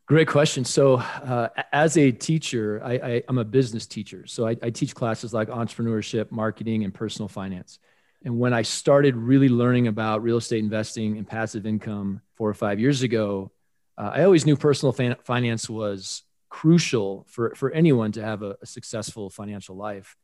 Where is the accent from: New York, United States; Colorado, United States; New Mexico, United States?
Colorado, United States; in my home state of Colorado, living here in Denver